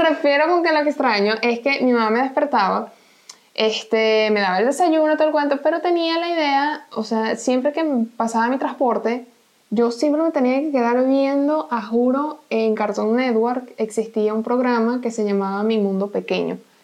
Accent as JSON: {"language": "Spanish", "country": "Venezuela", "moved": "yes"}